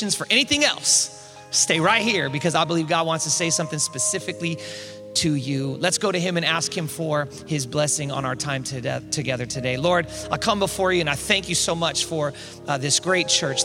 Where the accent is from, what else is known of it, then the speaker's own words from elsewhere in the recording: East Bay, San Francisco Bay Area, California, United States; I'm from the Bay Area, born and raised in the Bay Area of San Francisco, East Bay, right across the Dumbarton Bridge, about 12 miles south of Oakland